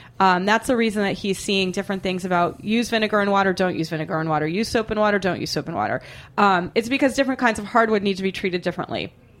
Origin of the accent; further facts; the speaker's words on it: Boston, Massachusetts, United States; I laugh and laugh and laugh because I'm from Boston and I have the mind of a 13-year-old boy. And it sounds to me like how we would say boner in Boston.